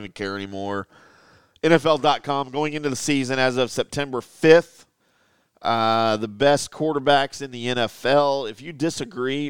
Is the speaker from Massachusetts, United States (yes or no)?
no; near New Orleans, Louisiana, United States; I was born near New Orleans